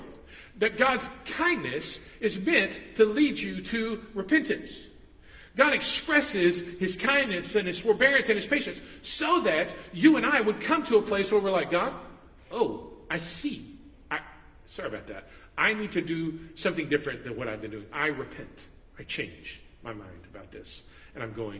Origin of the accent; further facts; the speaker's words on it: United States; we grew up in the West and we grew up in America